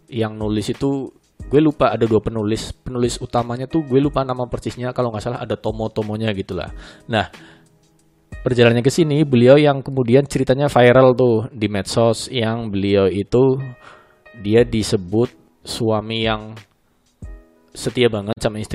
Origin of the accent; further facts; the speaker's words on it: Sumatra, Indonesia; Nah ternyata ada senior gue juga orang Sumatera, Jambi gitu tepatnya